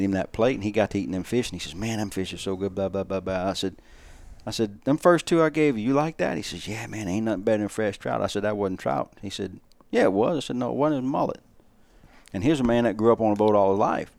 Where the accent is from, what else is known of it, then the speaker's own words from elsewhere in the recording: South Louisiana, United States; growing up in South Louisiana around Venice